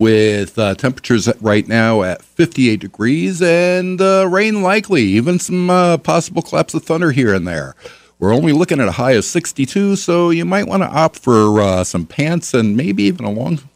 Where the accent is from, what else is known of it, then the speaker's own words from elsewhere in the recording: New York, United States; now in La Crosse, United States; I'm originally from New York.